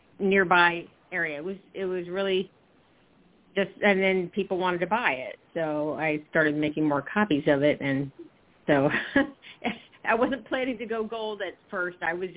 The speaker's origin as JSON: {"language": "English", "region": "South Carolina", "country": "United States", "lives_now": "New Jersey, United States", "said": "Okay, well, I'm originally from South Carolina, and I have been relocated to New Jersey. A culture shock."}